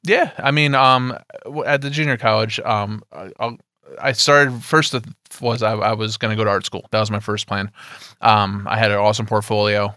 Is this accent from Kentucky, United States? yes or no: no; Poughkeepsie, New York, United States; I'm, I'm from Poughkeepsie, you know, upstate New York to you guys